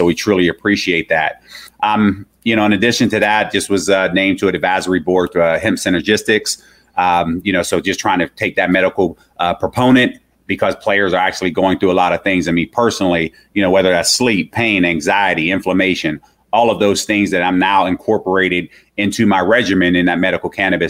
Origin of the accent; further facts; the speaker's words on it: Pittsburgh, Pennsylvania, United States; also born or lived in Michigan; because I grew up here in Pittsburgh.